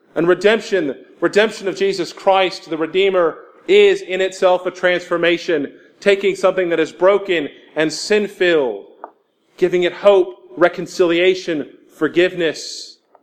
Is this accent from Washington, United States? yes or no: no; Houston, Texas, United States; moved away as an adult; now in Jackson, United States; I'm from Houston, Texas